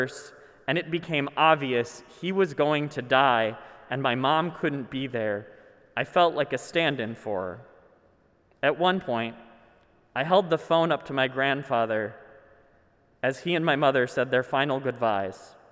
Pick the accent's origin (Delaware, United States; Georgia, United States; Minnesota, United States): Minnesota, United States; I'm Minnesotan